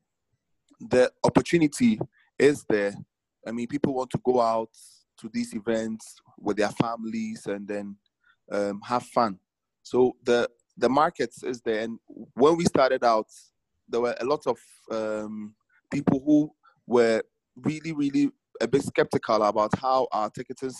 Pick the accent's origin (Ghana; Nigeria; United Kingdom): Ghana; I'm from Ghana.